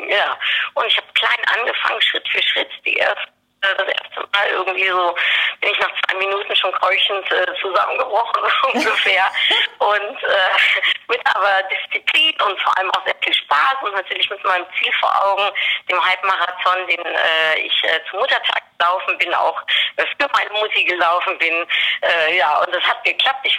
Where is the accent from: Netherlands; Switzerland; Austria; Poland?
Netherlands; ich bin Holländerin